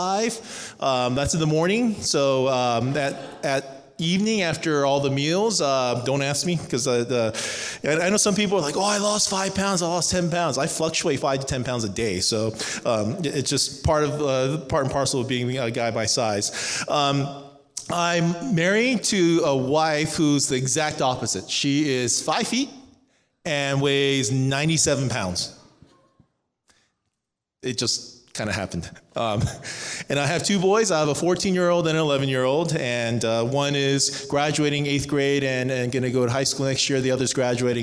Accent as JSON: {"language": "English", "town": "Cerritos", "region": "California", "country": "United States", "tie": "born or raised there", "also_born_or_lived": "Irvine, California", "moved": "as an adult", "lives_now": "Atlanta, United States", "said": "I grew up in Southern California. I was raised in Cerritos"}